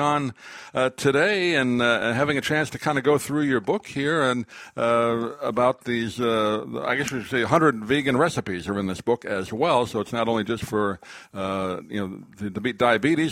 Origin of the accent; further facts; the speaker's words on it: Long Island, New York, United States; I grew up in Long Island